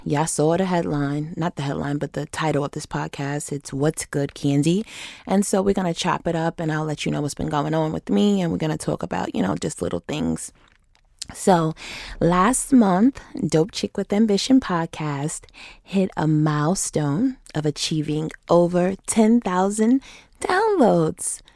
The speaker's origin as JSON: {"language": "English", "town": "Rochester", "region": "New York", "country": "United States", "tie": "born or raised there", "moved": "yes", "lives_now": "Atlanta, United States", "said": "my hometown of Rochester, New York"}